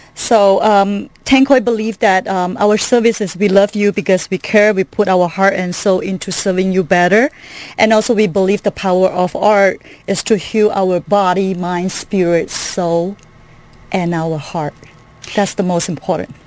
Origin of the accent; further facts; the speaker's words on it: Kuala Lumpur, Malaysia; moved away as an adult; now in United States; originally from Kuala Lumpur, Malaysia